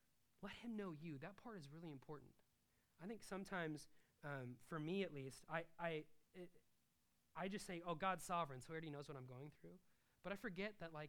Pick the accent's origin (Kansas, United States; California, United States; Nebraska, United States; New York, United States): Nebraska, United States; I'm from Nebraska, I never lived on a farm